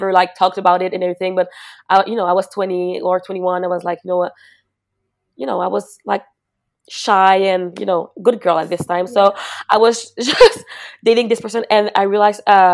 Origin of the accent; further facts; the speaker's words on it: Mascouche, Quebec, Canada; I'm from Mascouche, which is really like not that far from Montreal, but maybe like 35 minutes